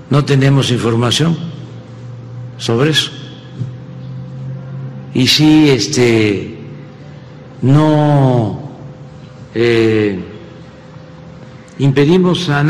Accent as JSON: {"language": "Spanish", "country": "Mexico"}